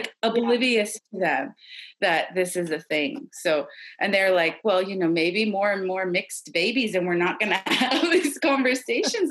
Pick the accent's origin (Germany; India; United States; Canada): Canada; Ottawa, Ontario; I was born in Ottawa, like the capital.